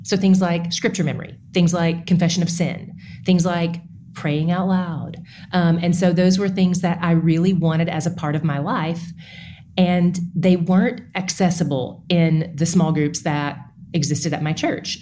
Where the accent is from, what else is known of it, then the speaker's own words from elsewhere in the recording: East Tennessee, United States; now in Dallas, United States; I am from East Tennessee